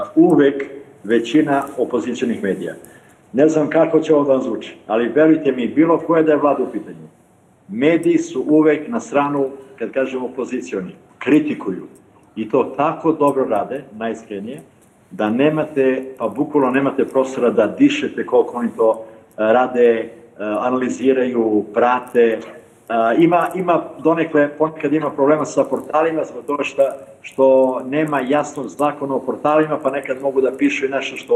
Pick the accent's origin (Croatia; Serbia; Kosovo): Kosovo; mi Srbi sa Kosova